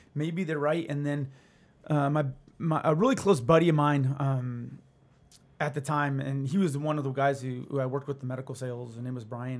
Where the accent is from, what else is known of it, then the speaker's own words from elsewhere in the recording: Albuquerque, New Mexico, United States; also born or lived in Santa Fe, New Mexico; now in Arizona, United States; I grew up in Albuquerque, Santa Fe